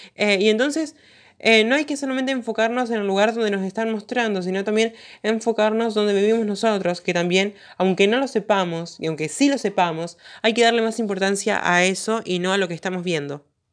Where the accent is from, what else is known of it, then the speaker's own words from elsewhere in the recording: interior of Santa Fe province, Argentina; Yo vivo en el interior de la provincia de Santa Fe